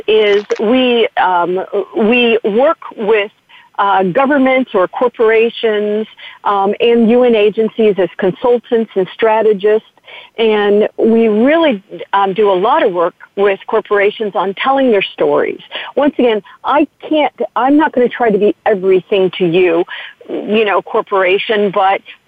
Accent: United States; I'm very proud as an American

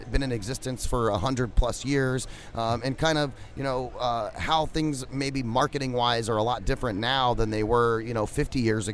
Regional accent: Phoenix, Arizona, United States; We're from Phoenix

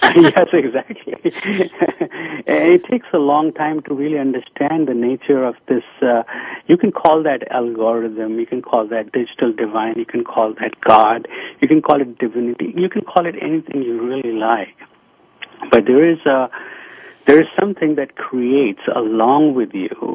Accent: India; moved away as an adult; I was born in India

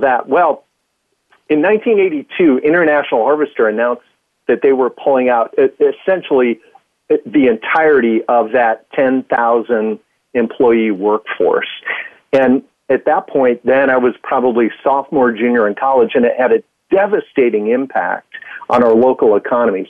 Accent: Midwest, United States; also born or lived in Chicago; being a Midwesterner

